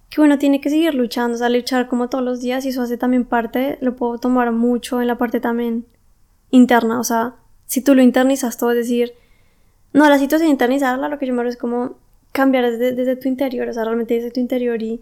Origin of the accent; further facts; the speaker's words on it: Colombia; now in Germany; si no funcionan aquí las cosas en Alemania, me tengo que volver a mi país porque aún así soy colombiana. O sea, es mi país. Y también es mi familia la que está allá